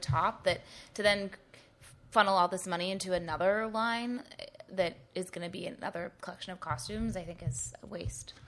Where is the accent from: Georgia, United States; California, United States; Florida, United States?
California, United States; Northern; moved away as an adult; also born or lived in New York / Los Angeles; I'm from Northern California